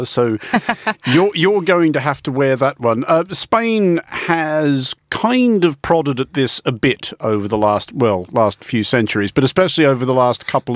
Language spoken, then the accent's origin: English; Australia; moved away; also born or lived in Canberra; as an Australian